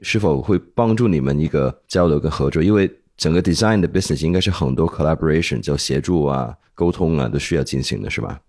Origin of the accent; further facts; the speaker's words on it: Hong Kong; accent: 港普, ABC; moved away as an adult; also born or lived in United States; now in Beijing, China; 我是美国出生，香港长大